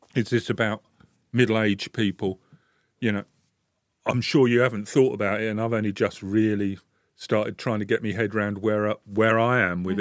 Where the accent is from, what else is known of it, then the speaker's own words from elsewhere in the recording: London, United Kingdom; moved away as an adult; now in Bradford, United Kingdom; I came up here from London. I was born and bred in London.